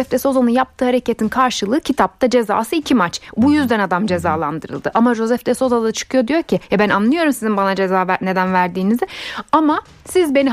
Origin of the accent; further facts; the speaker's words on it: Ankara, Turkey; Ben de Ankaralıyım. Zaten ikimiz de TED Ankara Koleji